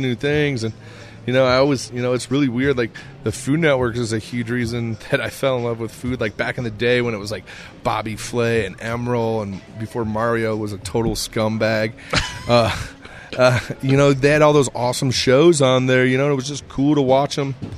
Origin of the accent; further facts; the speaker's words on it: Iowa, United States; also born or lived in Scottsdale, Arizona; now in Colorado, United States; I'm a kid from Iowa.